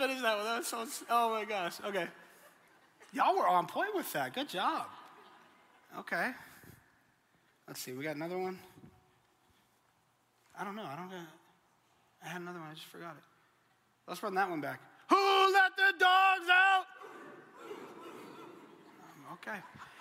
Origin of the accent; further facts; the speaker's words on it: Colorado, United States; moved away; I'm originally from Colorado and I'm a Denver Broncos fan